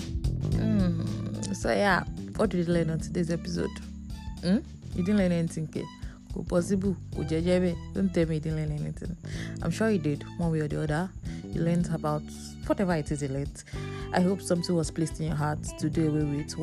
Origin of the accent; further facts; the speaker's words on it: Nigeria; we are all in Nigeria together